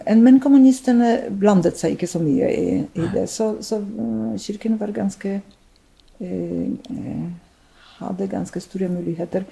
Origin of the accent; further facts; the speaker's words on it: Poland; Norwegian is a second language; moved away as an adult; also born or lived in Drammen, Norway; now in Norway; jeg eh, er født og oppvokst i Polen og eh, kom til Norge som en voksen person ganske voksen dame, mm. over 30